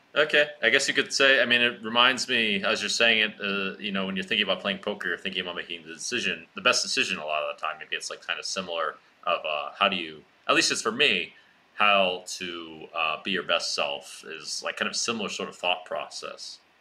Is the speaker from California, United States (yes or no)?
no; Washington, District of Columbia, United States; my hometown, Washington, D.C.